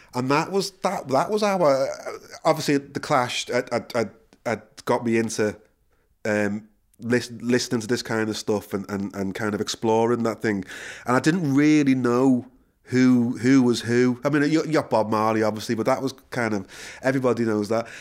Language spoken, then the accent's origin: English; Liverpool, North West England, United Kingdom; moved away as an adult; also born or lived in London; now in Ireland; born and bred in Liverpool